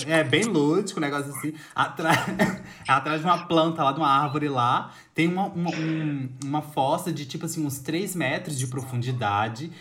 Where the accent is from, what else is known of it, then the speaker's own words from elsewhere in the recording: Brazil; na nossa perspectiva como brasileiro